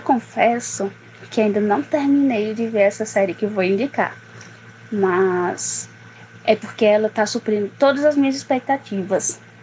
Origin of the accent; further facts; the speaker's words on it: Barbalha, Ceará, Brazil; sou de Barbalha, na região do Cariri cearense.